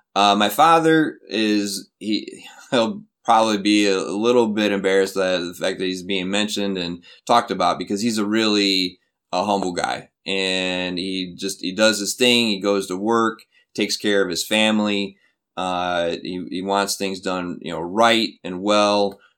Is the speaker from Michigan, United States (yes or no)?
yes; Flint, Michigan, United States; moved away as an adult; also born or lived in Minnesota; now in South Korea; Flint, Michigan is my, is my hometown